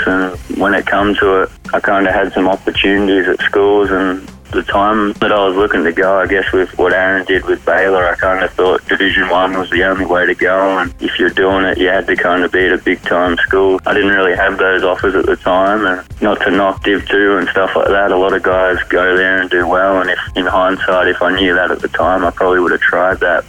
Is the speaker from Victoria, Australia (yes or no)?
yes; Horsham, Victoria, Australia; growing up in Horsham, it's just the way we do it.